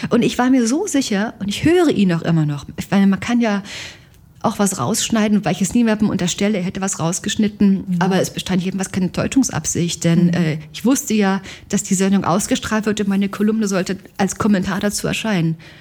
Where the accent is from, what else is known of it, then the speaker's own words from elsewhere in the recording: East Germany, Germany; ich bin aus Ost, Ostdeutschland